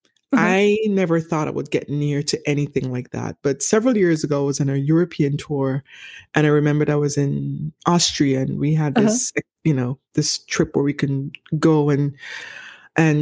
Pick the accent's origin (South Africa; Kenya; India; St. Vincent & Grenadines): St. Vincent & Grenadines; moved away; growing up in the Caribbean, I'm from the Eastern Caribbean